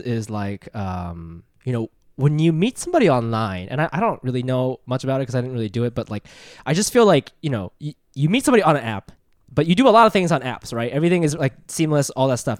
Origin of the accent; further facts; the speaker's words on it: Ohio, United States; moved away as an adult; also born or lived in Japan; now in New York, United States; I'm from Japan, but I grew up in Ohio and I live in New York